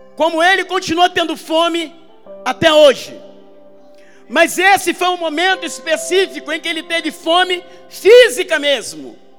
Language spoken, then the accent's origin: Portuguese; Armação dos Búzios, Rio de Janeiro, Brazil; eu sou do interior do Rio, eu sou de Búzios